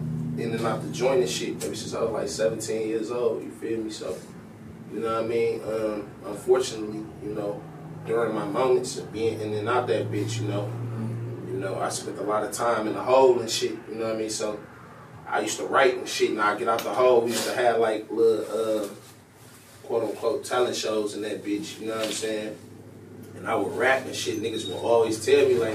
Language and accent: English; Detroit, Michigan, United States; I'm from Pierton Avenue, West Side, Detroit. Born and raised